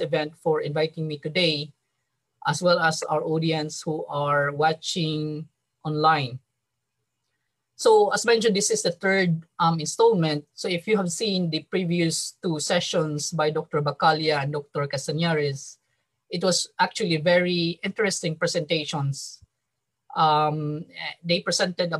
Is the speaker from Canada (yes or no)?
no; Mandaue, Central Visayas, Philippines; moved away as an adult; now in Yokohama, Japan; I was born and raised in Mandaue City.